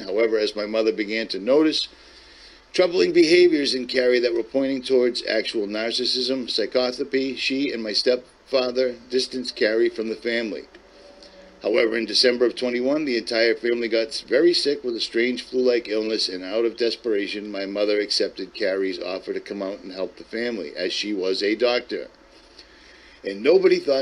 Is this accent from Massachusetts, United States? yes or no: yes; Lynn, Massachusetts, United States; I'm from Boston, Massachusetts. I'm from Lynn, Massachusetts specifically